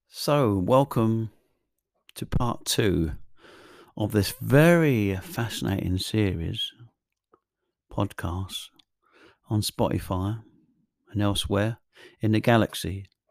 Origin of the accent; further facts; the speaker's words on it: England, United Kingdom; I'm English